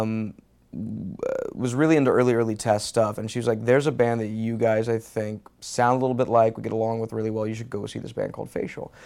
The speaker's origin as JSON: {"language": "English", "town": "Houston", "region": "Texas", "country": "United States", "also_born_or_lived": "California", "moved": "yes", "said": "I'm originally from Houston, Texas"}